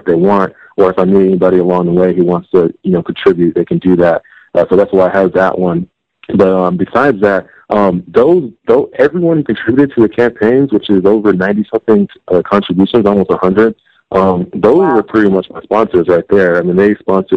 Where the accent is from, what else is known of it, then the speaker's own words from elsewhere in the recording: Texas, United States; now in California, United States; I am from Texas